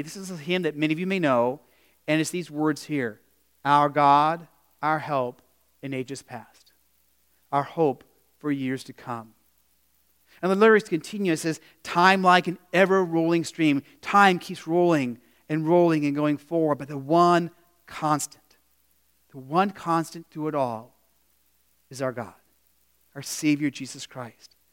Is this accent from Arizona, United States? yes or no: yes; Phoenix, Arizona, United States; now in Midwest, United States; in the desert where I grew up in Phoenix